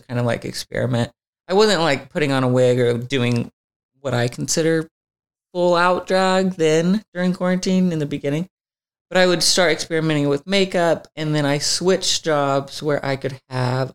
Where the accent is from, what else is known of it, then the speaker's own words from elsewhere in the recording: Alma, Arkansas, United States; moved away as an adult; now in Los Angeles, United States; I grew up in Alma, Arkansas, and it had about 3,000 people.